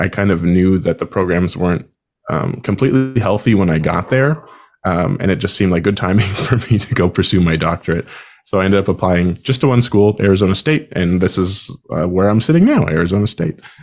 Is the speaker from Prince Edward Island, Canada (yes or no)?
yes; Summerside, Prince Edward Island, Canada; moved away as an adult; also born or lived in Sackville, New Brunswick; I'm originally from Summerside, Prince Edward Island, Canada